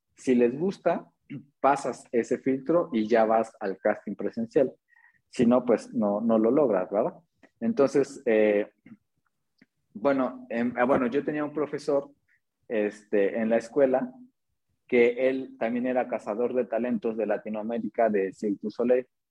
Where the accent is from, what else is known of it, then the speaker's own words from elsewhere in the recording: Atlixco, Puebla, Mexico; yo soy de Atlisco, Atlisco Puebla